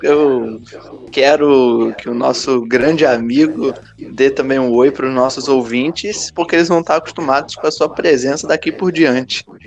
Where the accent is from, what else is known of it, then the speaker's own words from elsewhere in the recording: Rio de Janeiro, Brazil; eu nasci no Rio